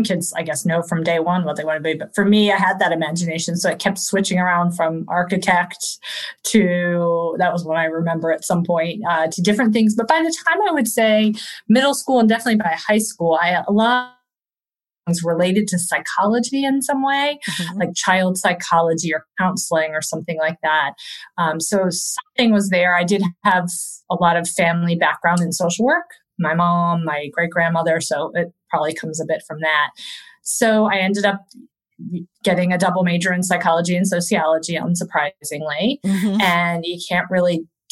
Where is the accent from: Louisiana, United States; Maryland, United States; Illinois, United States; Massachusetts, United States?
Maryland, United States; also born or lived in Virginia; now in Spain; I'm born in Virginia, grew up mostly in Maryland.